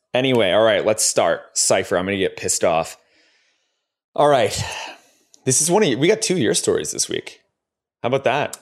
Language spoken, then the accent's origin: English; Ontario, Canada; We're both from Ontario